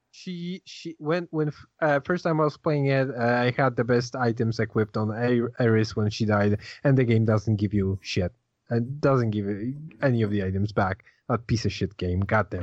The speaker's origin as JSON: {"language": "English", "country": "Poland", "said": "I'm Polish."}